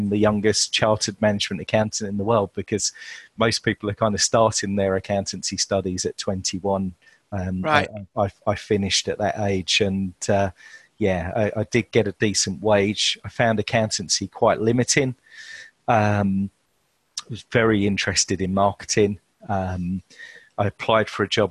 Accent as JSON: {"language": "English", "town": "Chelmsford", "region": "East of England", "country": "United Kingdom", "tie": "born or raised there", "said": "I was born in Chelmsford, Essex, to Yorkshire parentage."}